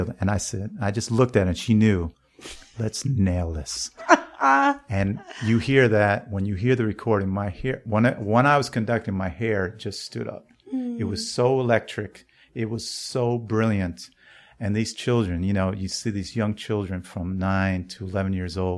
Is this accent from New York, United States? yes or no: yes; New York, United States; as a New Yorker